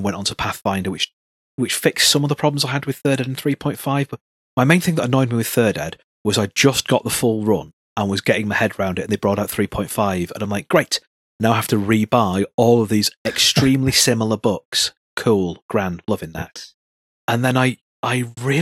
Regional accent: Salford, North West England, United Kingdom; I grew up in Salford, which is pretty substantial, and then right on the borders of Manchester Town Centre

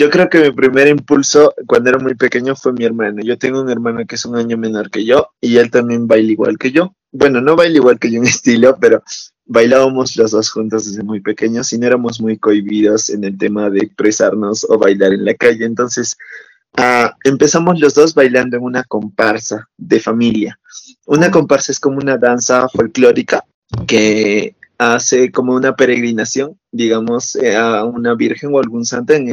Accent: Cusco, Peru; Yo soy natural de Cusco, que es donde está Machu Picchu para que se ubique

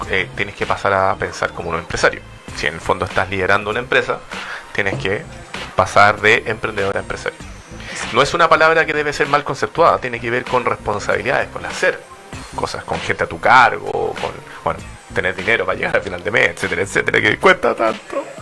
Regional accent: Temuco, Araucanía, Chile; also born or lived in Valdivia; now in Santiago, Chile; Soy de Temuco.

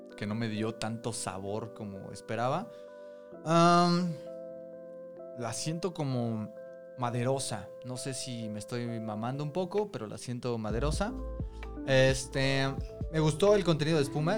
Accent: Mexico City, Mexico; Somos tres amigos chilangos

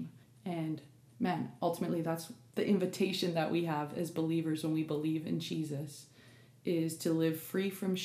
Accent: Canada; I'm Canadian actually.

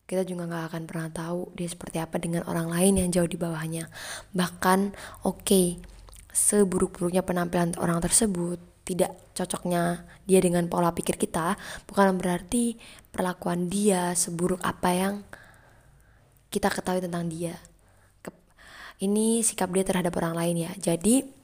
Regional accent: Tuban, East Java, Indonesia; karena culture-nya itu dari aku Jawa Timur ya walaupun sama Jawa Timur aku dari Tuban teman aku banyakkan dari Surabaya

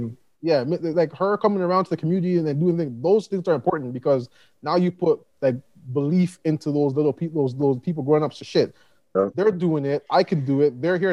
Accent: Toronto, Ontario, Canada; moved away as an adult; now in Calgary, Canada; I grew up in Galloway

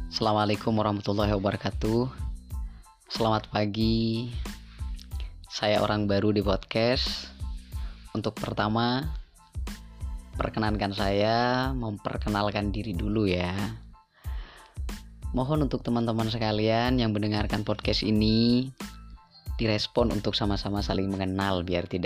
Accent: East Java, Indonesia; now in Malang, Indonesia; Uh, saya asli Madura, kemudian saya juga pernah ada di pondok pesantren meskipun sebentar terus setelah itu saya melanjutkan pendidikan saya ke kota Malang

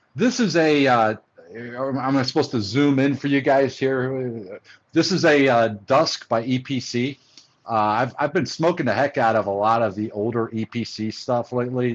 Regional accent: Oxford, Ohio, United States; moved away as an adult; also born or lived in Cincinnati, Ohio; now in Atlanta, United States; I was born in Cincinnati, Ohio. Uh, grew up, uh, spent most of my formative years in um, Oxford, Ohio, which is a small town about uh, 45 minutes or an hour away from uh, Cincinnati

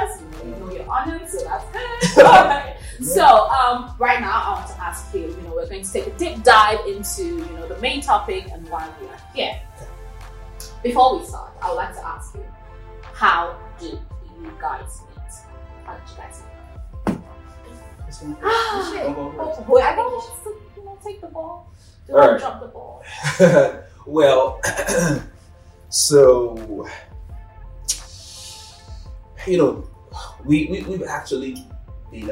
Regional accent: Nigeria; moved away as an adult; now in Bowling Green, United States; I'm Nigerian, for those who don't know. I was in Nigeria back then.

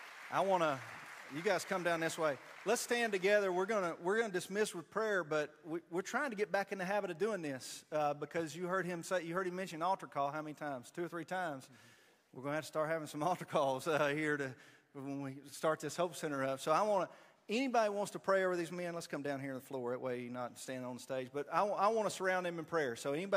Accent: Hohenwald, Tennessee, United States; moved away; That's my hometown too, Hornwald.

